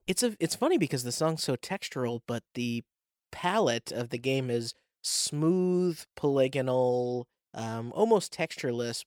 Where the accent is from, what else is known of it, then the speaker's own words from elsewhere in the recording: New England, United States; I'm from New England, so it's literally called New England